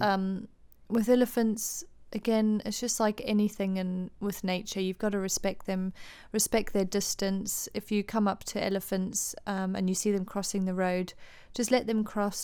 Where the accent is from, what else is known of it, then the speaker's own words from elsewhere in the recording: Harare, Zimbabwe; moved away; also born or lived in United Kingdom; I was born in Zimbabwe, Harare, moved to the U K in ninety-nine